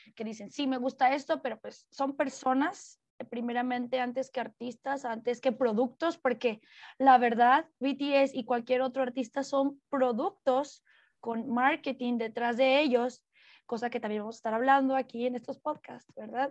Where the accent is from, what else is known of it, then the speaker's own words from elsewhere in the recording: Mexico; como mujer mexicana